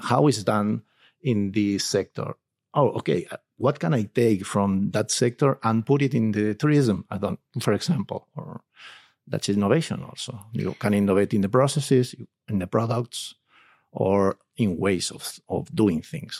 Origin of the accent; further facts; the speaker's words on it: Alcoy, Valencian Community, Spain; I come from, uh, from, uh, Alcoy, which is a city which is, uh, quite near Salinas